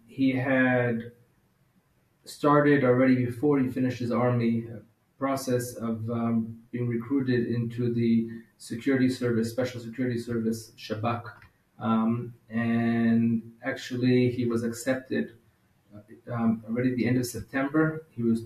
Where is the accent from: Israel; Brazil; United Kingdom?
Israel; also born or lived in Denver, Colorado, United States; My parents made Aliyah when I was the age of 5